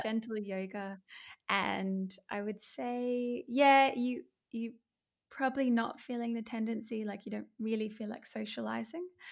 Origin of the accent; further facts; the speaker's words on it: Brisbane, Queensland, Australia; I'm from Brisbane, Australia